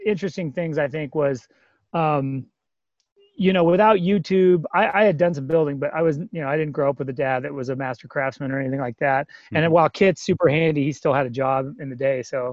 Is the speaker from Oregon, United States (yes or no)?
yes; Bend, Oregon, United States; moved away as an adult; also born or lived in New York / Los Angeles; I live in Bend, Oregon. I grew up here